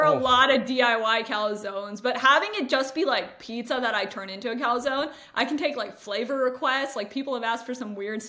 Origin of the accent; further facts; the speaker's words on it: Toronto, Ontario, Canada; now in New York, United States; And I'm from Toronto, but now I live in New York.